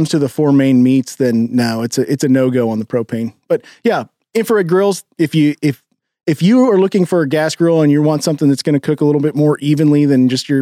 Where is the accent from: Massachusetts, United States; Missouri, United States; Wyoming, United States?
Missouri, United States; Kansas City; When you live in Kansas City, and I grew up in Kansas City, been in Kansas City my entire life